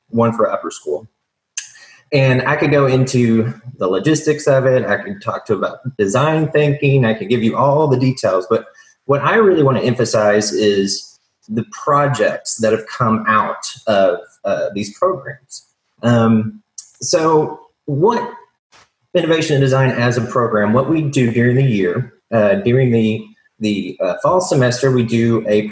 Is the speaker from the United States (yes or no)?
yes; Tyler, Texas, United States; moved away as an adult; also born or lived in Fayetteville, Arkansas; I'm from Tyler, Texas, East Texas